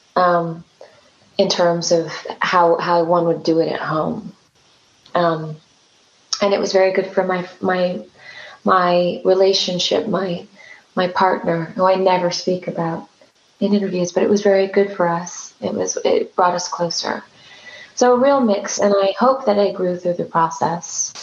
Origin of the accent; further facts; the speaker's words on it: California, United States; I am from California